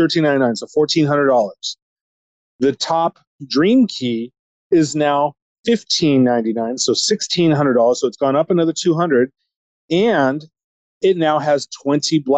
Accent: Huntington Beach, California, United States; also born or lived in Redwood City; I was actually born in Redwood City, but I grew up since I was 6 months old down here in Hinds Beach.

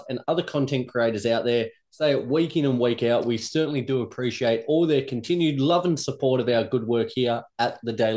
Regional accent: Australia; Now, I'm Australian. I bleed the Australian colours here. I love Australia.

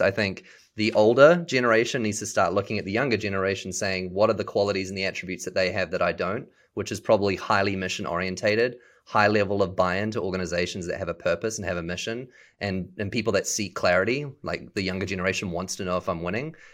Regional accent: New Zealand; moved away as an adult; also born or lived in Seattle; now in Dallas, United States; I was born and raised in New Zealand

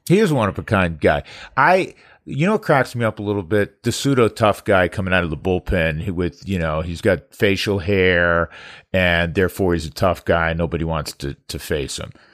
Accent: New York, United States; moved away; I'm from New York

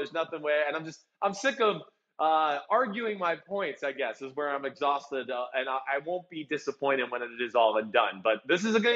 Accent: New Jersey, United States; I'm from New Jersey

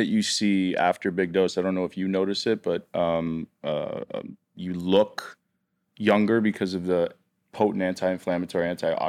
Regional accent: Canada; And for my whole life, I grew up in Canada.

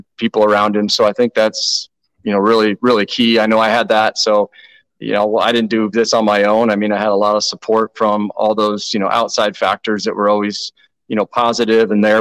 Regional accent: Nebraska, United States; I am from Nebraska, but I am the first born generation of my family in Nebraska

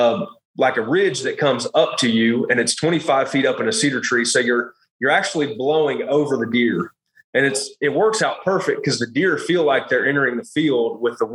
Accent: Illinois, United States; moved away as an adult; also born or lived in South Carolina; I grew up in Illinois. My parents have 150 acres there that we farm corn, soybeans, and wheat.

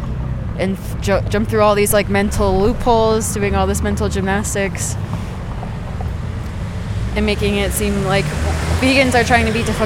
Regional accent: United States; now in Guatemala; I am from the United States.

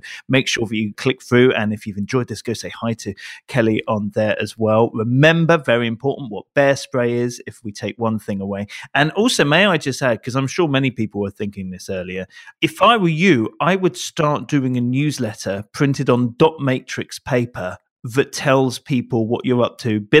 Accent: Canada; I'm Canadian. I'll throw in something about a bear.

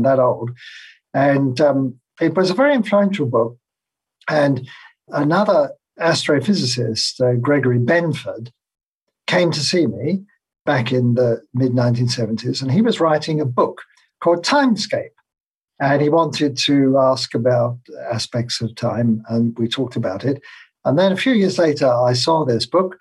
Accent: London, United Kingdom; moved away as an adult; now in Phoenix, United States; I grew up in London in England, and that's where I went to school and university.

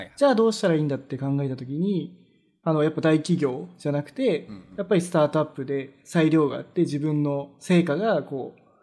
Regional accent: Japan; now in Vancouver, Canada; 僕らみたい、日本人の人

